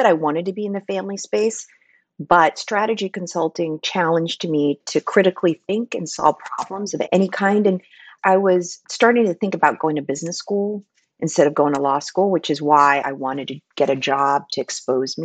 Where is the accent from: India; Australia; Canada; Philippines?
Philippines; moved away as an adult; I was born and raised in the Philippines, so I came here for college